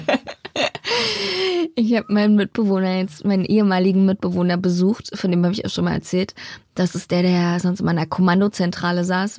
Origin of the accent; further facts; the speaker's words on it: Berlin, Germany; Bei uns in Hellersdorf gibt es ein Naturschutzgebiet